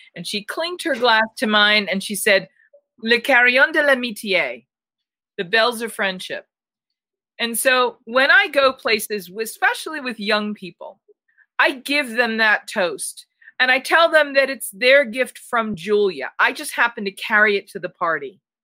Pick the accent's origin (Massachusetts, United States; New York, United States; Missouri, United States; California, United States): Massachusetts, United States; Newton; moved away; I'm originally from from Newton, Massachusetts, just outside of Boston